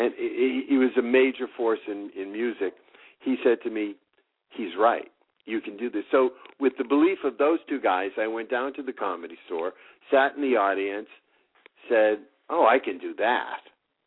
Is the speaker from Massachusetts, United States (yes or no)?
yes; Boston, Massachusetts, United States; moved away as an adult; also born or lived in New York City; now in Los Angeles, United States; By the time it landed, I was in New York City because I was raised in Boston.